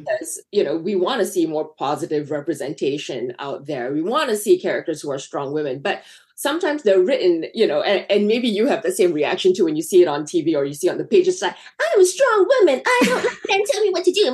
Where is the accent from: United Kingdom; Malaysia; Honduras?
Malaysia; moved away as an adult; now in United States; I grew up in Malaysia